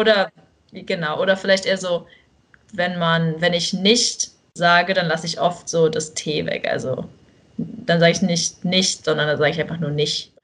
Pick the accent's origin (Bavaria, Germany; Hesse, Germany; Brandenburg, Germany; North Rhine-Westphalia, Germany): Brandenburg, Germany; Bernau; moved away as an adult; now in Texas, United States; ich bin eigentlich eher aus Bernau, aus Brandenburg